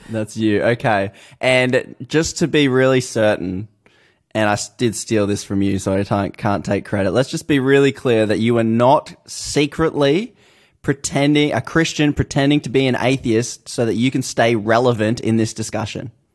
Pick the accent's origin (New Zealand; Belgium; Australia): Australia; I'm from Australia.